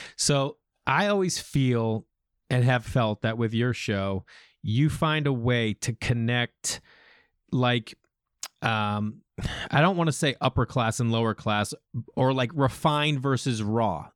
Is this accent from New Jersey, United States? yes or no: no; Massachusetts, United States; moved away as an adult; also born or lived in New York; growing up in Massachusetts